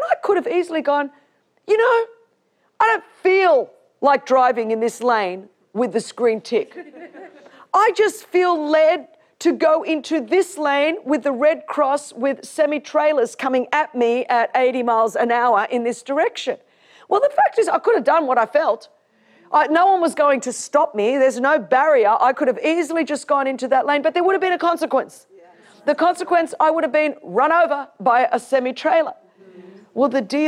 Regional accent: Sydney, New South Wales, Australia; I grew up in Sydney, Australia, one of the most beautiful cities on earth

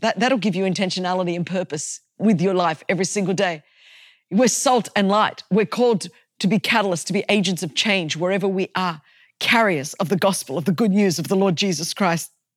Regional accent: Australia; I come from Australia and I come from a Greek culture

